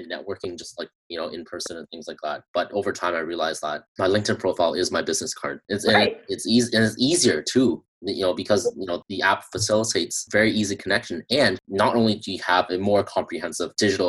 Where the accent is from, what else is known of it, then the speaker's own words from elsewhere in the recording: Canada; I'm from Canada